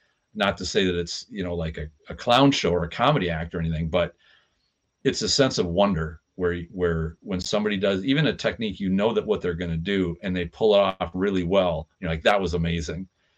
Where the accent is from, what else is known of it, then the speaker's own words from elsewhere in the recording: United States; I'm an American.